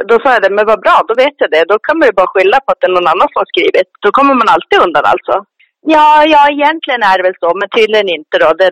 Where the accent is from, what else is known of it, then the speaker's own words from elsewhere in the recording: Sweden; för att skydda oss svenskar